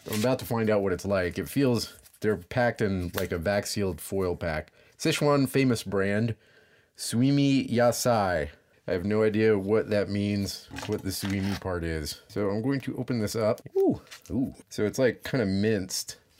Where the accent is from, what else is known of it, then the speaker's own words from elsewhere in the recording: Louisiana, United States; I'm from Louisiana.